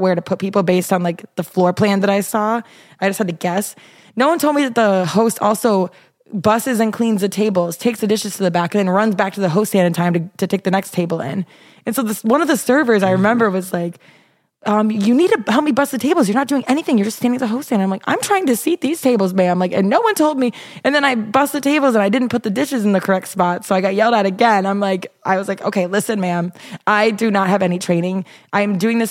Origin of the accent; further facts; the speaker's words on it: Minnesota, United States; moved away; also born or lived in Iowa; I'm from Minnesota, and I went to Iowa